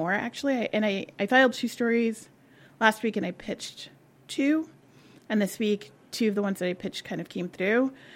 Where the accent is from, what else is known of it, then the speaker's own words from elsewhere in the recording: New York City, New York, United States; I was born about 10 miles from here, also in Queens, but a different part. And I grew up in Queens